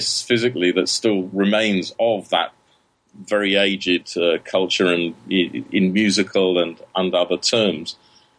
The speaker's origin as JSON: {"language": "English", "region": "London", "country": "United Kingdom", "tie": "born or raised there", "also_born_or_lived": "Germany", "moved": "yes", "lives_now": "Greece", "said": "I grew up in London"}